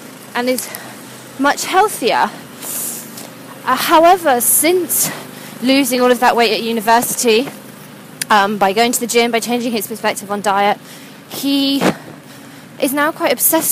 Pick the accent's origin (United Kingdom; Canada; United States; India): United Kingdom; now in London, United Kingdom; being British